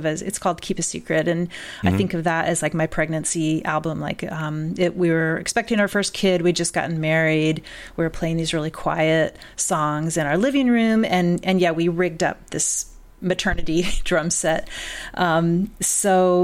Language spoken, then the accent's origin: English; Bloomington, Indiana, United States; moved away as an adult; also born or lived in Nashville, Tennessee / Boston / England; now in Evanston, United States; I grew up in Bloomington, Indiana, like kind of in and around Bloomington, Indiana, in southern part of the state